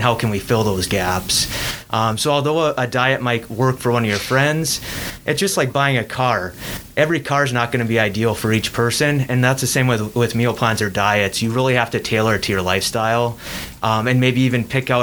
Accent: Iron Mountain, Michigan, United States; moved away as an adult; also born or lived in Kingsford, Michigan; now in Green Bay, United States; I grew up in Iron Mountain, Michigan

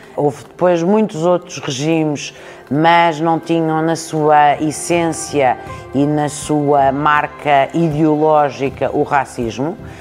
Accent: Portugal; enquanto portuguesa

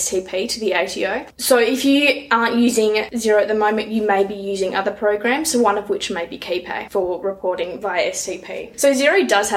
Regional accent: Badgingarra, Western Australia, Australia; also born or lived in Perth; now in Moora, Australia; I'm originally from Badgingarra

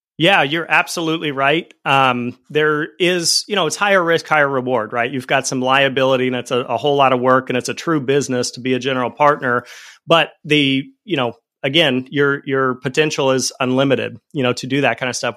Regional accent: Fort Collins, Colorado, United States; also born or lived in Denver, Colorado; I grew up in Fort Collins, Colorado, and at a certain point, I moved out to Denver

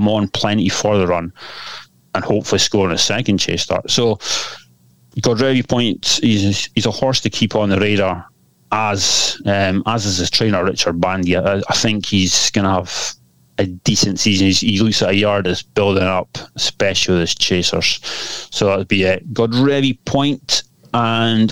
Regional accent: Scotland, United Kingdom; I can say that as a Scotsman

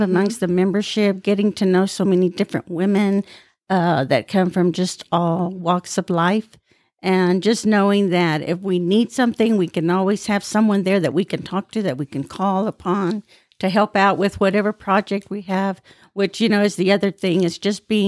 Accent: Petersburg, Texas, United States; now in Lubbock, United States; I grew up in Petersburg, okay. which is about 30 miles northeast of Lubbock.

